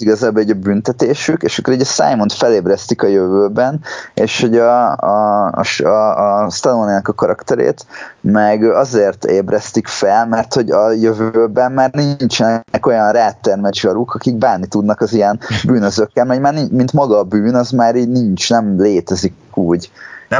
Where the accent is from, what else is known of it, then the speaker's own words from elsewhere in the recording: Hungary; magyarok vagyunk